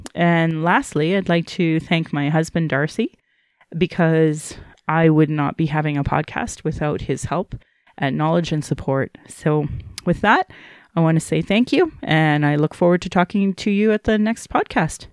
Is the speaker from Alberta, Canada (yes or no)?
yes; Calgary, Alberta, Canada; being born and raised in Alberta